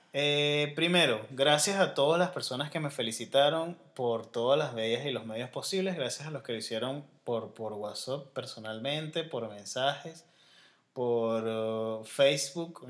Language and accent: Spanish; Venezuela; Yo soy venezolano